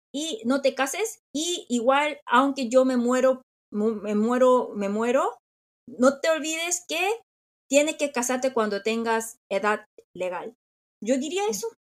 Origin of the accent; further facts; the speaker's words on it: South Korea; Spanish is a second language; soy coreana